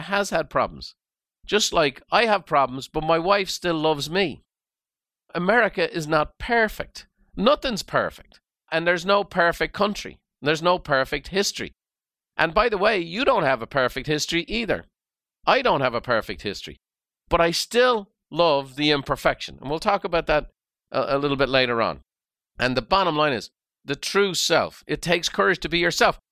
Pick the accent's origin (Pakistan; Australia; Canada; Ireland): Ireland; now in United States; Irish by birth and very proud of it